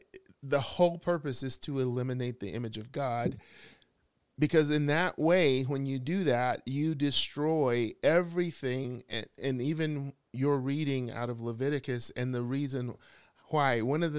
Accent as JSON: {"language": "English", "region": "Southern United States", "country": "United States", "said": "I'm from the South, so all I could say was bless your heart."}